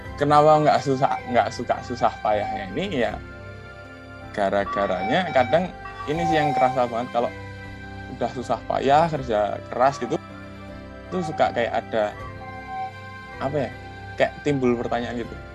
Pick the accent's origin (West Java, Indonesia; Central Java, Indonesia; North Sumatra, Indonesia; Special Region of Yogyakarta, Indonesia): Special Region of Yogyakarta, Indonesia; Yogyakarta; aku asli Jogja